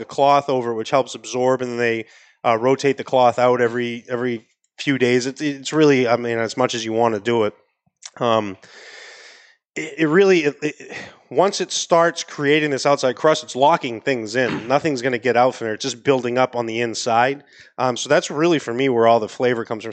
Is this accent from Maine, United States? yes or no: yes; Maine, United States; accent: New England; now in Miami, United States; I'm out of Miami, but I, am from Maine originally